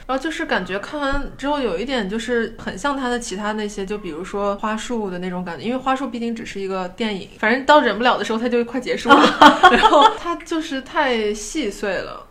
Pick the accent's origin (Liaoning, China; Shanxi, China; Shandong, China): Shanxi, China; Taiyuan; accent: Taiyuan-accented Mandarin; moved away; 回到比如说跟老家同学在一起，我们不会说纯方言，但是我们会带一口半言音